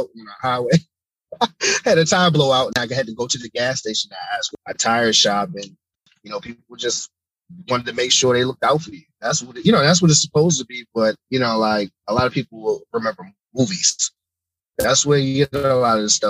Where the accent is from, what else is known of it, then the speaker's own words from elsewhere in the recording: Baltimore, Maryland, United States; my hometown, Baltimore